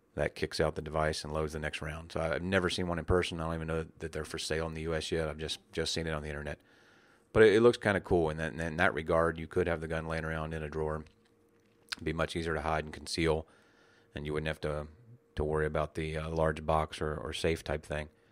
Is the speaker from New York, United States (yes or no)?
no; West Virginia, United States; when I was a child growing up in West Virginia